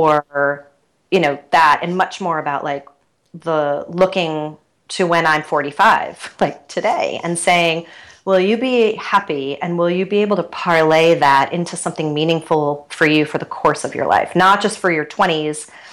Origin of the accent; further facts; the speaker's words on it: Cleveland, Ohio, United States; I grew up in Cleveland, Ohio. So classic Midwestern with Midwestern parents